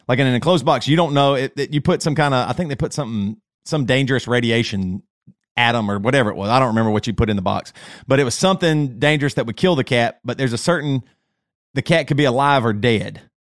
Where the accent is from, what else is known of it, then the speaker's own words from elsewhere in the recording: Greer, South Carolina, United States; accent: Southern; moved away as an adult; now in Charlotte, United States; I grew up in the South, so I can use this because I'm, I'm, I'm a Southerner.